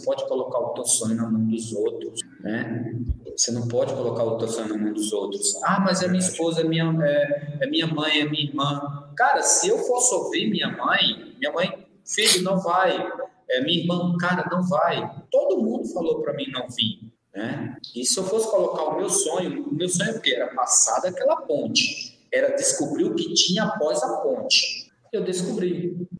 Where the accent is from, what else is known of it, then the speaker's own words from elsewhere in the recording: Poxim, Alagoas, Brazil; moved away as an adult; also born or lived in Goiás; eu sou muito grato pelo meu povoado, foi onde eu cresci